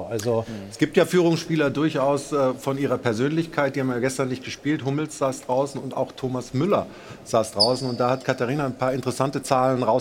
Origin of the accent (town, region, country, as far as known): Munich, Bavaria, Germany